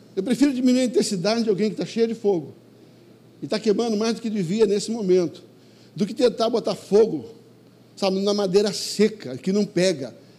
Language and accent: Portuguese; Rio de Janeiro, Brazil; Eu sou carioca do Vidigal